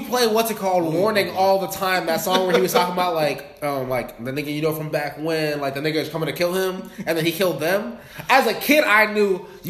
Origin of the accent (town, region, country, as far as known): Orlando, Florida, United States; born or raised there; also born or lived in New York